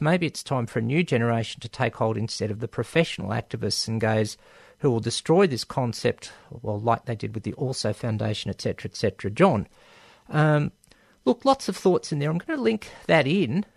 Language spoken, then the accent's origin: English; Melbourne, Victoria, Australia; born or raised there